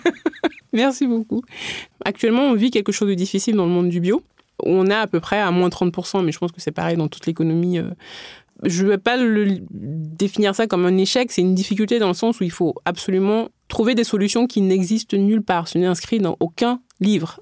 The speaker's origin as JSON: {"language": "French", "country": "Benin", "tie": "born or raised there", "moved": "yes", "said": "j'ai grandi au Bénin"}